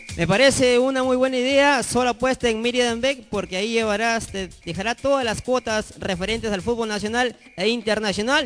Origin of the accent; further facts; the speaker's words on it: Chongoyape, Lambayeque, Peru; vengo del departamento de Lambayeque, provincia